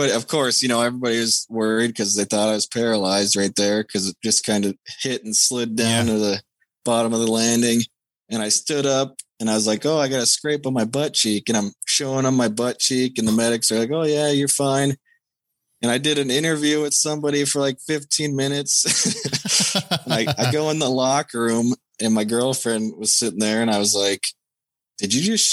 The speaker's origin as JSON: {"language": "English", "town": "Minneapolis", "region": "Minnesota", "country": "United States", "tie": "born or raised there", "said": "Minneapolis. My hometown"}